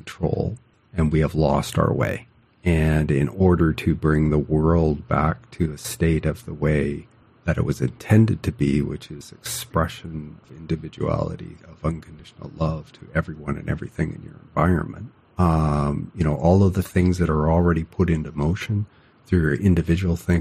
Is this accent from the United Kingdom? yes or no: no; Canada; I'm Canadian